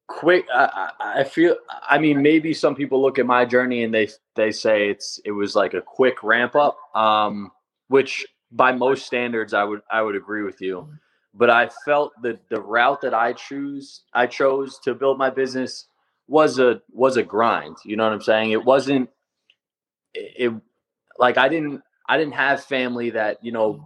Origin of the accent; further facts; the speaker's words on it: Long Island, New York, United States; I grew up in Long Island